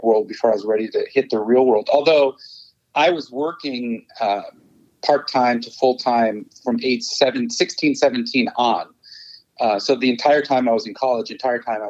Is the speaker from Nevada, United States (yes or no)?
no; Los Angeles, California, United States; also born or lived in Chicago, Illinois, United States; originally I was born in Chicago to two Persian or Iranian immigrant parents. Came to LA when I was 10